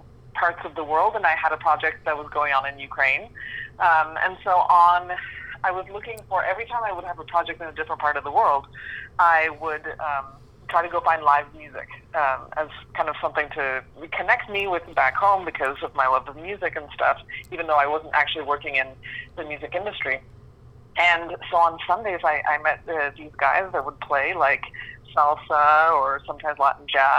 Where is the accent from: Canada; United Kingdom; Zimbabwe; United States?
Canada; So anyway, so I was born and raised in Canada